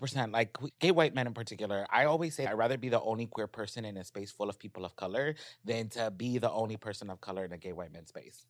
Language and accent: English; Los Angeles, California, United States; I grew up in South Central.